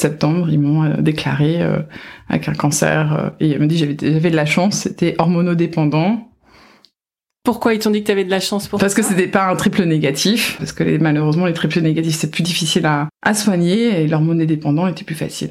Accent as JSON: {"language": "French", "country": "France", "moved": "yes", "lives_now": "Washington, United States"}